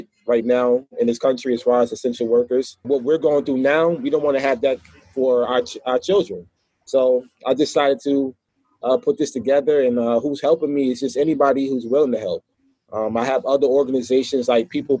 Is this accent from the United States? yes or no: yes; Newark, New Jersey, United States; I was out here in New Jersey in my hometown where I'm residing at now, Newark, New Jersey